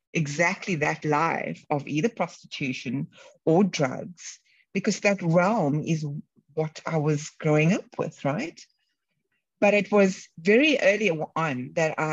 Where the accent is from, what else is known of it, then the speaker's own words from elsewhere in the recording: Cape Town, Western Cape, South Africa; where I grew up in Cape Town, the Bronx of Cape Town.